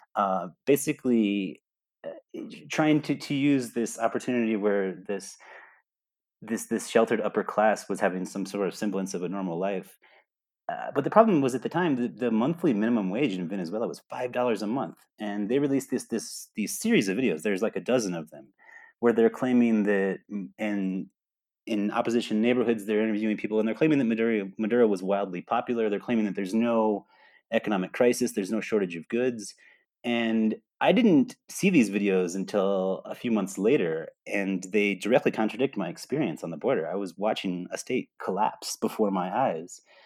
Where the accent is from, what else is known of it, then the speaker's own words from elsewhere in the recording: New York, United States; moved away as an adult; also born or lived in Texas / Colorado; now in Colombia; I was born in Texas, although most of my life I lived in New York.